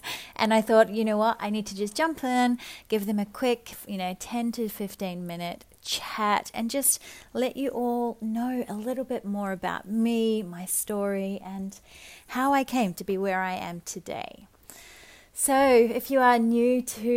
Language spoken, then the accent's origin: English; New Zealand; So I'm a Kiwi girl. I grew up in small town New Zealand